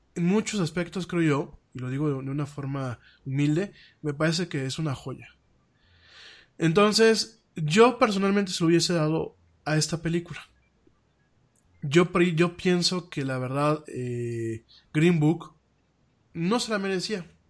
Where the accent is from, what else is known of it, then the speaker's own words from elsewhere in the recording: Mexico; como mexicano